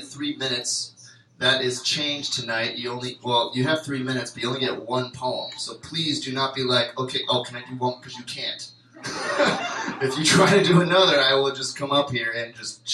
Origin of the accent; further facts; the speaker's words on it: Cleveland, Ohio, United States; I'm from Cleveland